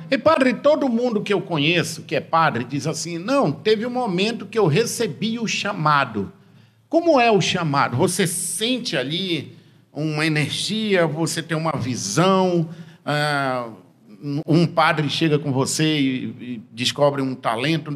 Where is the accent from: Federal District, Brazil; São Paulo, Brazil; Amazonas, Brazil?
Amazonas, Brazil; Tefé; eu cresci, eu sou de Tefé no interior